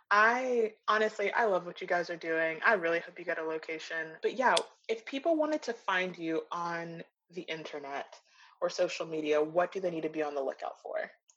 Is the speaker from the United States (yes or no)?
no; Nigeria; as a Black person, as a Nigerian person, it's nice to know when things are inclusive of you.